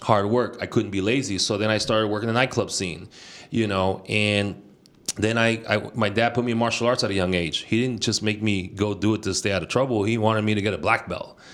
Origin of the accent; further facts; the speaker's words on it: Bay Area, California, United States; also born or lived in Nicaragua; Yo nací en Nicaragua y me vine aquí a la, a la juventud. And I was raised here in the Bay Area, proud from the Bay.